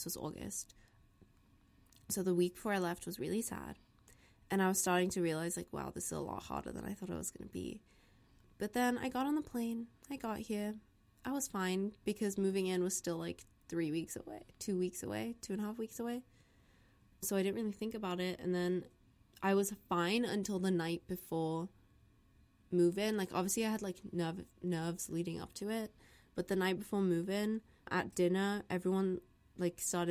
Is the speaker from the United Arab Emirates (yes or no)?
yes; Dubai, United Arab Emirates; moved away as an adult; also born or lived in India; now in New York, United States; I'm from India, but I grew up in Dubai